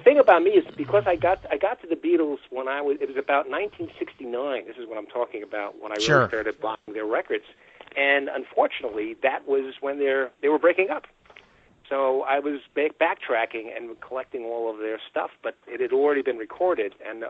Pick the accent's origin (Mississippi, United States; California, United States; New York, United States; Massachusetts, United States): New York, United States; Well, again, you know, I grew up on Long Island, very close to New York City.